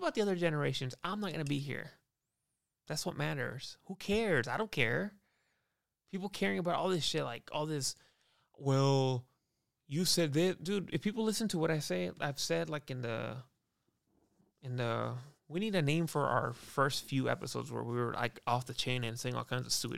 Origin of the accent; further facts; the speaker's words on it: United States; I'm American, dude. I'm from America.